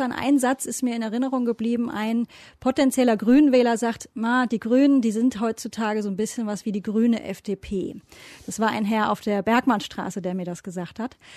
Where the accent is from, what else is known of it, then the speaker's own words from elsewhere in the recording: Baden-Württemberg, Germany; Ich komme aus Baden-Württemberg.